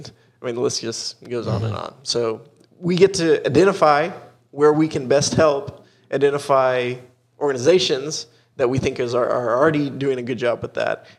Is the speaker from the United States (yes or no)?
yes; Dallas, Texas, United States; moved away as an adult; also born or lived in India / Costa Rica; we grew up in a time where, you know, is Dallas, Texas